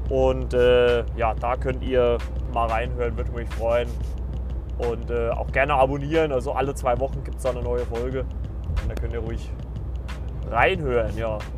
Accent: Saxony, Germany; born there; Also ich bin ja in Sachsen geboren und also ich würde nicht behaupten, dass ich einen sächsischen Dialekt habe.

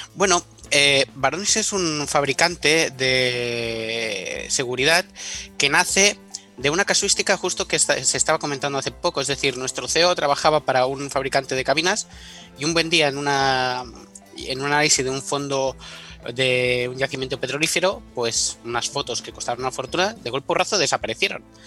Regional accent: Menorca, Balearic Islands, Spain; moved away as an adult; also born or lived in Paris / Pyrenees; yo soy de Menorca

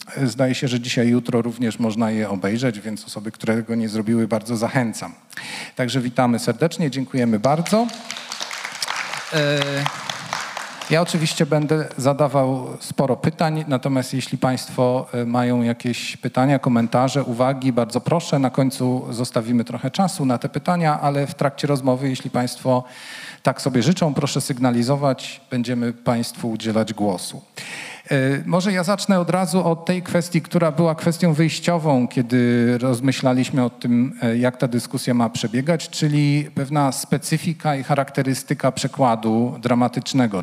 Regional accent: Łódź, Łódź Voivodeship, Poland; jestem łodzianinem

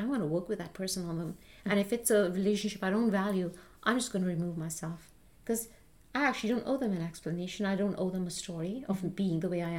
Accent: India; what happens as an Indian parent is I feel like I'm doing all the work.

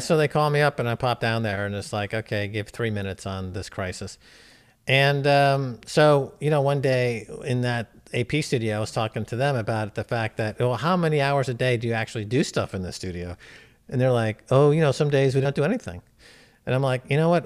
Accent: Westchester County, New York, United States; accent: New Yorker; moved away as an adult; also born or lived in Europe; I grew up in Westchester County

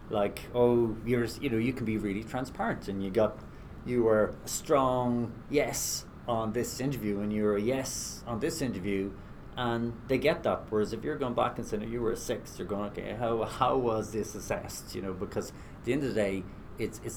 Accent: west of Ireland, Ireland; from the west of Ireland. Both my parents were teachers, and growing up in Ireland in the 80s

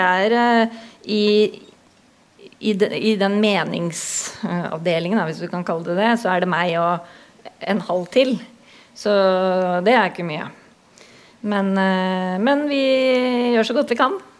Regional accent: Hurdal, Akershus, Norway; also born or lived in Oslo; now in Drammen, Norway; opprinnelig så kommer jeg fra Hurdal i Akershus. Det er en liten bygd på størrelse med Sigdal. 2500 innbyggere, så jeg veit hvordan det er å vokse opp midt i skauen.

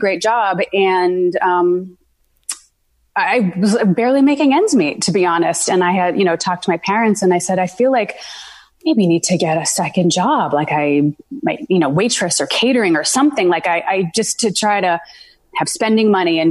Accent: Massachusetts, United States; I am born and raised in Massachusetts. I live north of Boston

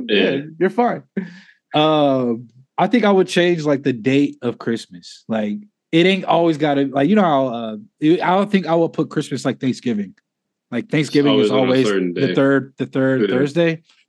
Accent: Indianapolis, Indiana, United States; Yeah, well, we're from Indianapolis.

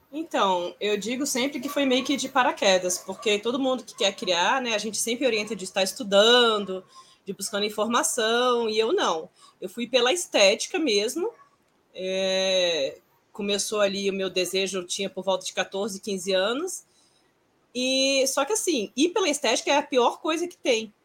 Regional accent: Brasília, Federal District, Brazil; aqui em Brasília, que eu sou de Brasília

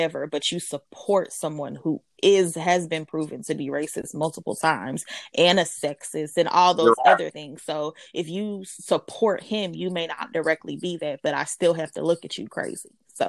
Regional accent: United States

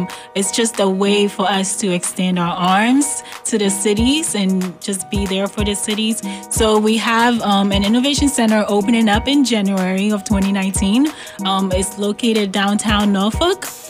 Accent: Ghana; moved away; I was born and raised in Ghana, West Africa.

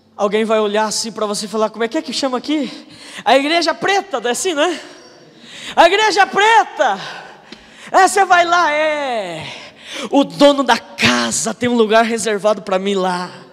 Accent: Telêmaco Borba, Paraná, Brazil; eu sou de Telêmaco

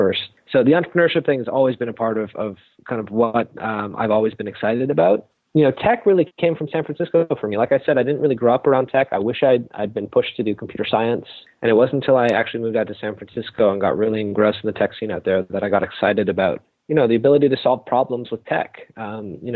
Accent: Toronto, Ontario, Canada; also born or lived in California; I'm from Toronto, grew up here

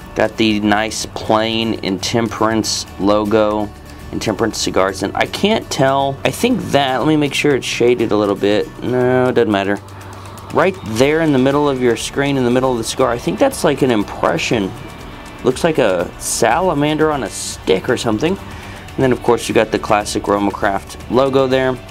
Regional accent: Texas, United States; I'm from Texas too

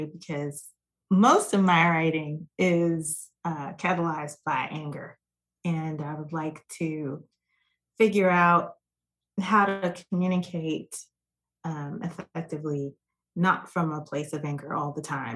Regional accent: New York, United States; also born or lived in Jamaica (ancestry); now in Dallas-Fort Worth, United States; I am a New York native that is a transplant here in the Dallas-Fort Worth area. I'm first generation American. My family is originally from Jamaica

